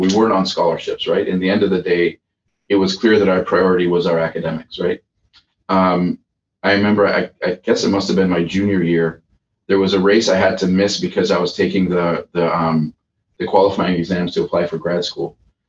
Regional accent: Nigeria; moved away as an adult; now in United States; I came to Calvin from Nigeria, so I did not have a big community here.

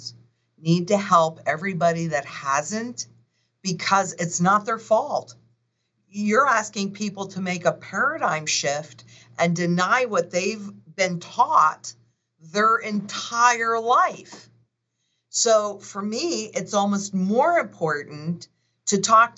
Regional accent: Kingston, New York, United States; moved away; that's my hometown, is Kingston

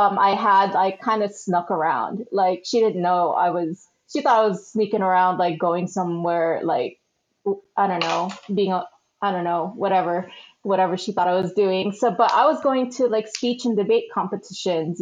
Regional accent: San Diego, California, United States; also born or lived in Philippines / Arizona; now in Los Angeles, United States; I was born in the Philippines and then we moved out here in the late 80s. So we first moved to Arizona and then we lived there for a few years, but then we moved to the San Diego area, which is where I grew up

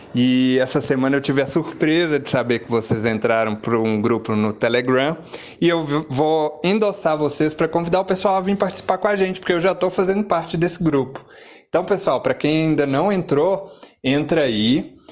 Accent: Belo Horizonte, Minas Gerais, Brazil; Eu sou de Belo Horizonte

